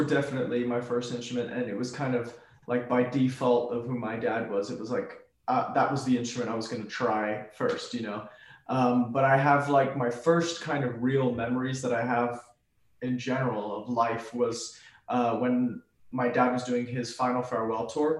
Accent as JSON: {"language": "English", "town": "Miami", "region": "Florida", "country": "United States", "tie": "born or raised there", "also_born_or_lived": "Switzerland", "said": "I moved down to Miami when I was like 11, something like that. Yeah, I moved from Switzerland, which was a big change."}